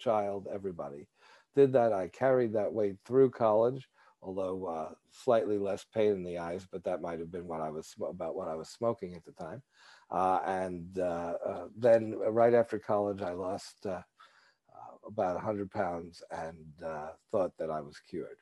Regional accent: New York, United States; I grew up in New York, which, people are not shy about telling you what they think.

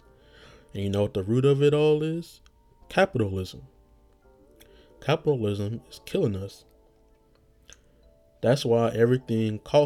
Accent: United States; being American

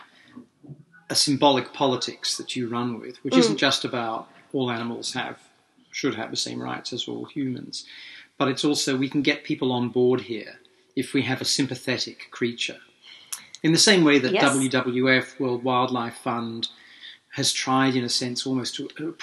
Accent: Leicester, East Midlands, United Kingdom; moved away; I was born in Leicester, so the fox is our little symbol.

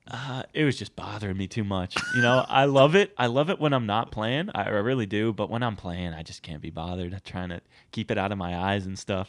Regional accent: United States; also born or lived in Scotland; being American

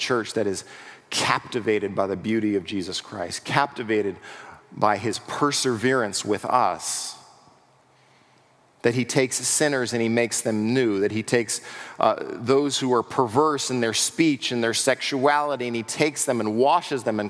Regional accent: United States; we as American pragmatic individuals

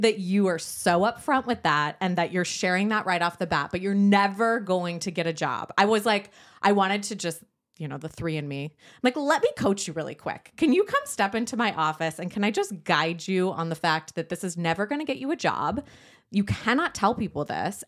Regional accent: San Diego, California, United States; moved away; I grew up in San Diego.

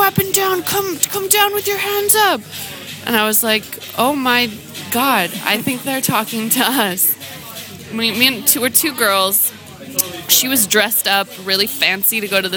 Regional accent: Seattle, Washington, United States; I grew up in Seattle during the WTO riots, but I was in high school at the time

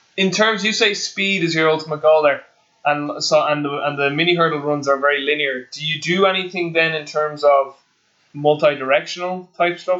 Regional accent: Ireland; being an Irish person

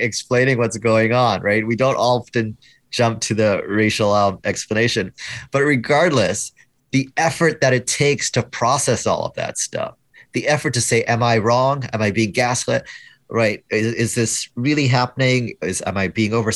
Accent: Canada; I'm Canadian

